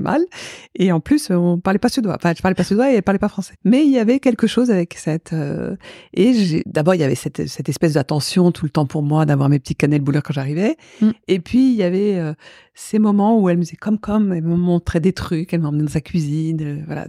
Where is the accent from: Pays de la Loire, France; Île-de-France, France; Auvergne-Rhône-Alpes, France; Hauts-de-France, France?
Île-de-France, France; Paris; also born or lived in Souillac / Biarritz; suis plus parisienne, quoi. J'ai plus vécu à Paris que euh, dans le sud-ouest pour l'instant.